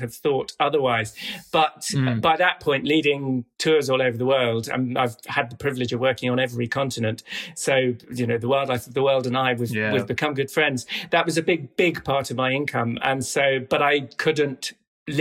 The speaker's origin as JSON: {"language": "English", "area": "North Norfolk", "region": "East of England", "country": "United Kingdom", "tie": "born or raised there", "also_born_or_lived": "South America", "said": "I grew up here in North Norfolk"}